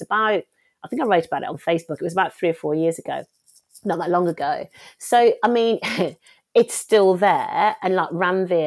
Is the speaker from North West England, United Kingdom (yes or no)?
no; Wednesbury, West Midlands, United Kingdom; also born or lived in West Bromwich; I'm from Wensbury.